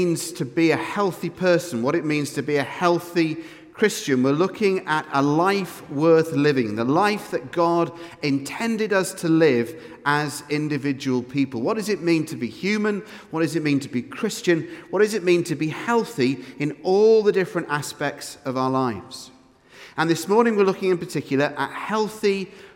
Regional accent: United Kingdom; now in Edinburgh, United Kingdom; we're British, because we live in Edinburgh

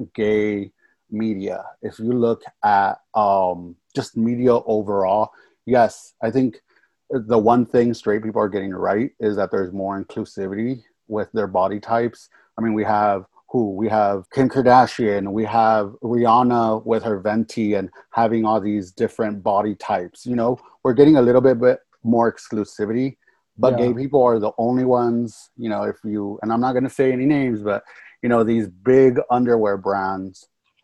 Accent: California, United States; I was born and raised out here in California, and I'm a Valley kid

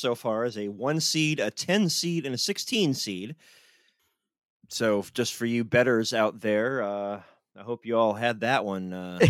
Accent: North Carolina, United States; born or raised there

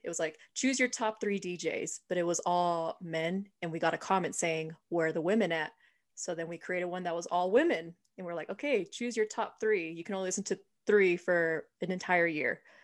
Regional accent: San Diego, California, United States; moved away; I'm from San Diego, and my whole family says that everything is still pretty much closed there

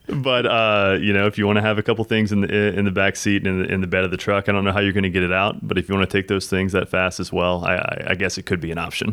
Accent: South Louisiana, United States; I grew up in South Louisiana

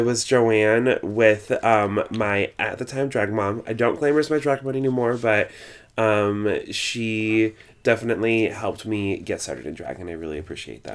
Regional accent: Longmont, Colorado, United States; moved away as an adult; also born or lived in Nebraska / Laramie, Wyoming / Greeley, Colorado / Denver, Colorado; now in New York City, United States; I moved to Longmont, Colorado, which is a suburb of Boulder, uh, when I was three years old, and I lived there until I was eighteen

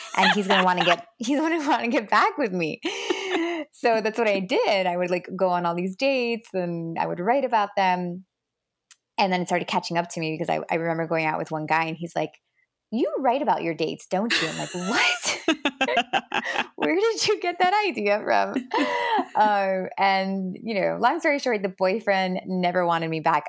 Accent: Miami, Florida, United States; also born or lived in New Jersey / Los Angeles; we moved to Miami when I was about seven.

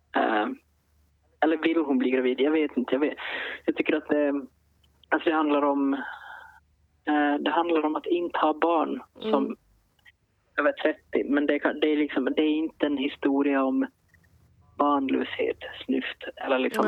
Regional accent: Finland; som finlandssvensk författare

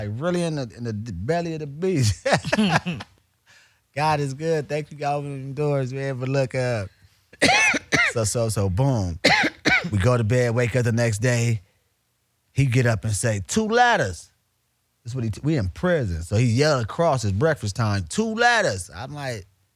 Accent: Long Beach, California, United States; I'm from Long Beach, California, born and raised

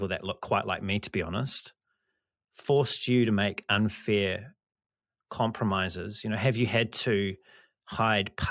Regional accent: New Zealand; I come from New Zealand. I live in New Zealand.

